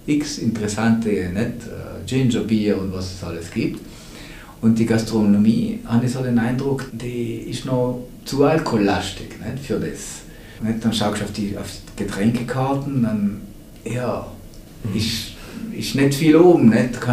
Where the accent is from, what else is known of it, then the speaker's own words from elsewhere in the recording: Trentino-Alto Adige, Italy; gerade bei uns in Südtirol noch irgendwo